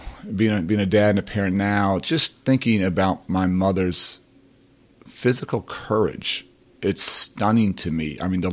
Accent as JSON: {"language": "English", "town": "Chicago", "region": "Illinois", "country": "United States", "tie": "born or raised there", "said": "Well, first of all, it is great to be home. And I grew up at 56 in Blackstone."}